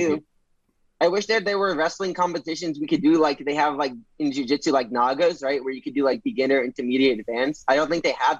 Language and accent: English; New Brunswick, New Jersey, United States; I'm from New Jersey, and I was born next to Rutgers.